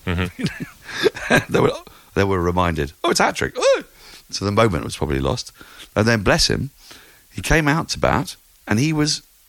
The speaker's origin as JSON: {"language": "English", "region": "England", "country": "United Kingdom", "said": "I'm English"}